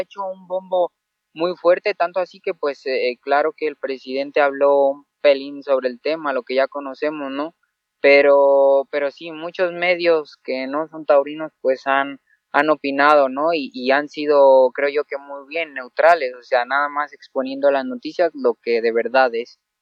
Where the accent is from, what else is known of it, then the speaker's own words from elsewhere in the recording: Mexico; aquí en mi, en mi tierra